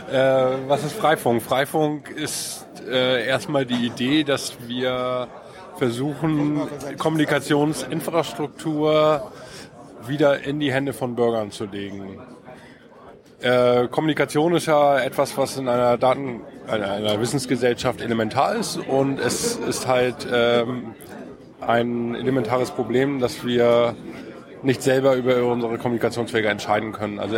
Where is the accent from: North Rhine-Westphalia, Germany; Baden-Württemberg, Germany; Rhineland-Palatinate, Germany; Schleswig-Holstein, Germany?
Schleswig-Holstein, Germany; Kiel; Aus Kiel.